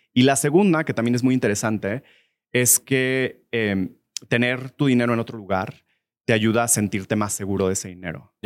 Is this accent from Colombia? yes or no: no; Mexico; moved away as an adult; also born or lived in United States / Mexico City